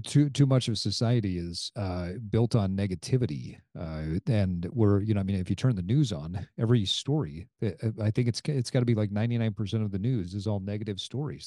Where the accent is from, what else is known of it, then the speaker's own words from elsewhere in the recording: Utah, United States; growing up in Utah